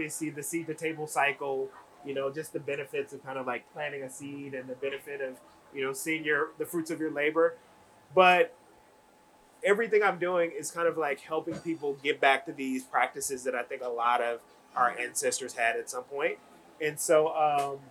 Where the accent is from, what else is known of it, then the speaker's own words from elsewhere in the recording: Memphis, Tennessee, United States; I grew up in the South. I'm from Memphis, Tennessee, and my family came from the rural South, Mississippi, Tennessee, Arkansas